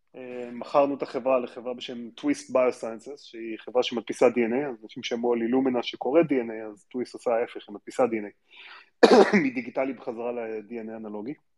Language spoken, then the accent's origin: Hebrew; Israel; also born or lived in Stanford, United States; נולדתי בארץ